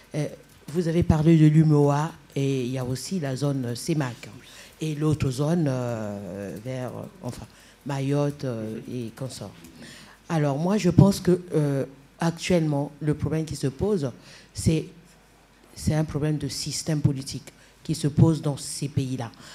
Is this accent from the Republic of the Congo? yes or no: yes; Republic of the Congo; je viens du Congo-Brazzaville.